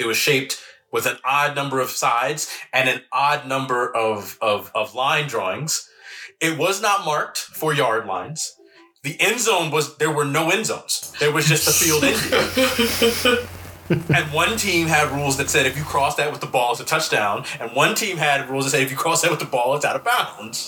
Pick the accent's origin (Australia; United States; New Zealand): United States; New Jersey; I grew up in Jersey.